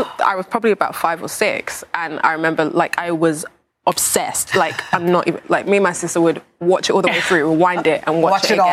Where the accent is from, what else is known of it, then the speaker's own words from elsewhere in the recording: United Kingdom; accent: British; I'm very British.